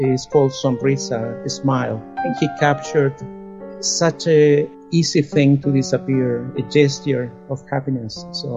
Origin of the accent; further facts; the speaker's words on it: Chile; moved away; born back in Chile under a dictatorship